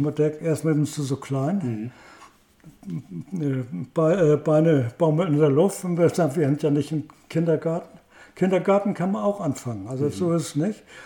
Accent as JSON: {"language": "German", "town": "Heide", "region": "Schleswig-Holstein", "country": "Germany", "tie": "born or raised there", "said": "in Heide. Ich, ich, das ist mein Geburtsort und meine Heimatstadt"}